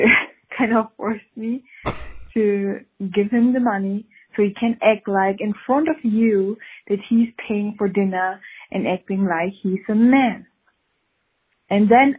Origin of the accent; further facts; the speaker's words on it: Switzerland; I'm from Switzerland